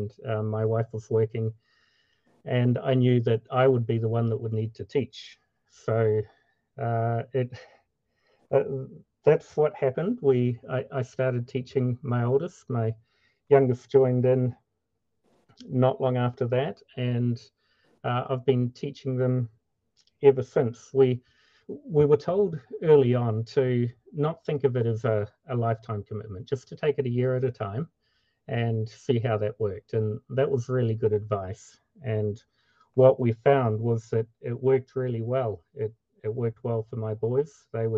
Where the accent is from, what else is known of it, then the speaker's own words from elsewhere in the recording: New Zealand; moved away as an adult; now in Minnesota, United States; I grew up in New Zealand, and my wife and I moved to the USA in 2010.